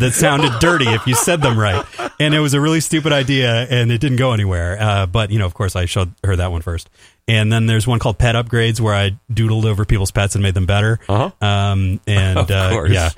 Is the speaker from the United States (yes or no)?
no; Mississauga, Ontario, Canada; I'm from a place called Mississauga. It's just outside of Toronto